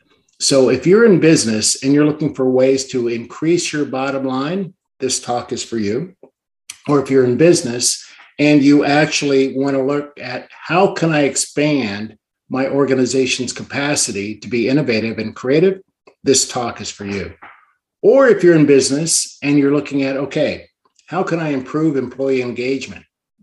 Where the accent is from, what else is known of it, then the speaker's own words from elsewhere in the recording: Washington, District of Columbia, United States; born there; also born or lived in Canada; I'm actually an Army brat, born in Washington, D.C., and moved around a lot. But I'm a dual citizen of Canada and the U.S.